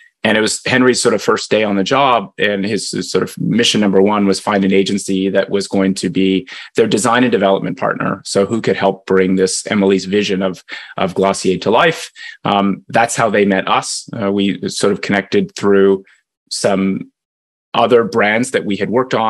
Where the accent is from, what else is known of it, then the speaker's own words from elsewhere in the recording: Canada; now in United States; I'm Canadian